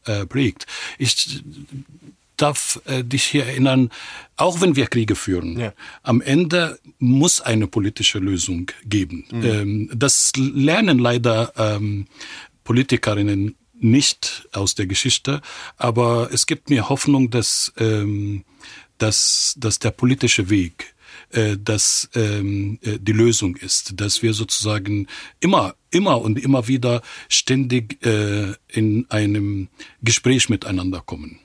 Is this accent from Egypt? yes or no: yes; Cairo, Cairo Governorate, Egypt; German is a second language; moved away as an adult; also born or lived in Israel; now in Germany; ich bin in Kairo geboren und aufgewachsen.